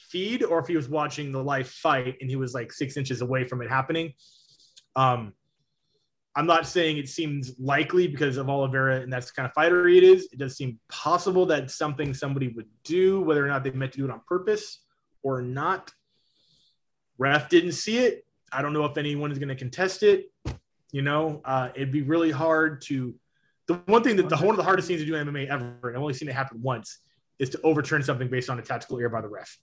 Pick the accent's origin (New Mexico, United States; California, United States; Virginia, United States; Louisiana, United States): California, United States; Anaheim; my hometown of Anaheim, California